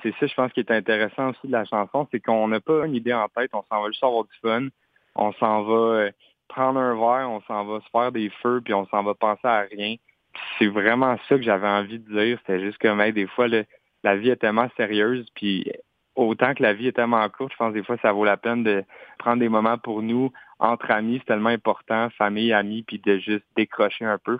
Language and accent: French; Quebec, Canada; first language French; je suis, québécois, je suis pas anglophone. Fait ma langue maternelle, c'est vraiment le français.